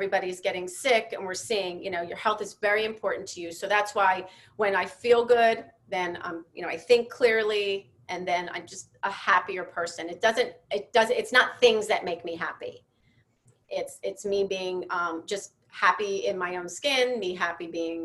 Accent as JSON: {"language": "English", "town": "Philadelphia", "region": "Pennsylvania", "country": "United States", "moved": "yes", "said": "I'm from Philly originally"}